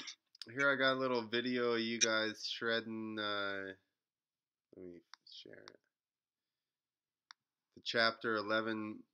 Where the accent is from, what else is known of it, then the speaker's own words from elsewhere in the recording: New Jersey, United States; And I'm from New Jersey.